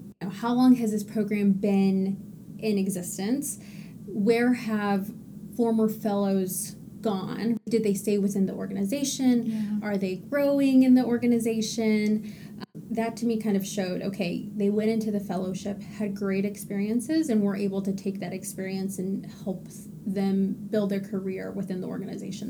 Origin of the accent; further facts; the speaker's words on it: Texas, United States; now in Massachusetts, United States; I'm originally from Texas, so I did apply to fellowships back home